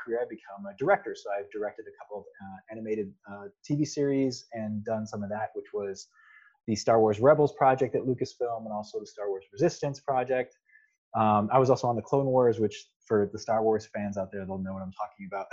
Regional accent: United States; also born or lived in California; I grew up in the United States.

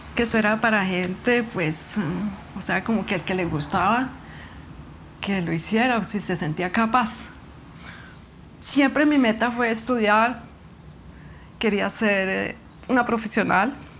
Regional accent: Granada, Meta, Colombia; tengo 56 años y nací en Granada Meta

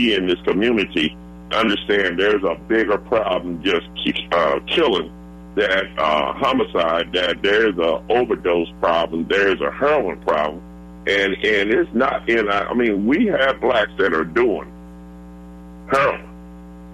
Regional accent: United States; where I grew up at over on Clifton, which is right off between Dr. Martin Luther King

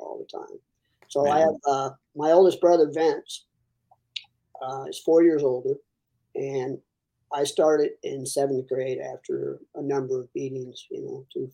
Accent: Porterville, California, United States; I started wrestling here. I grew up in Porterville. It's kind of the hometown

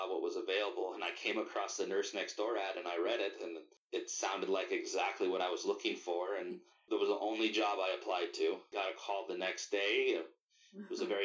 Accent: Orange, California, United States; Born and raised. I was born in Orange

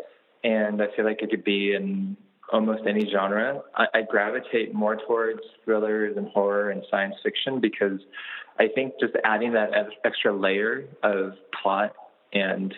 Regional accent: Anaheim, California, United States; I grew up a lot in Anaheim, which is not that far from LA.

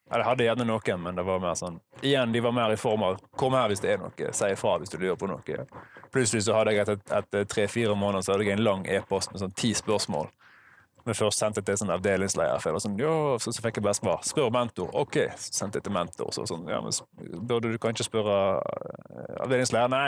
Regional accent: Norway; Jeg er norsk, og så har jeg engelsk som fag to.

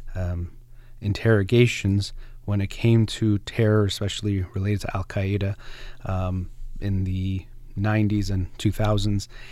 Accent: United States; as an American, as a human, but also as a psychologist

